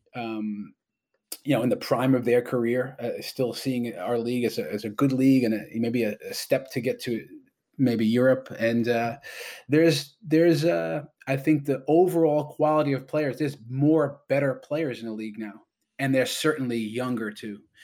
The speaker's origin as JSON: {"language": "English", "region": "New York", "country": "United States", "moved": "yes", "lives_now": "Toronto, Canada", "said": "I'm a New Yorker"}